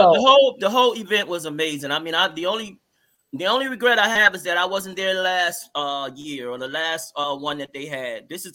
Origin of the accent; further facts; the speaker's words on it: Baton Rouge, Louisiana, United States; also born or lived in Jamaica, Queens, New York; now in New York, United States; I'm from Baton Rouge, Louisiana, originally.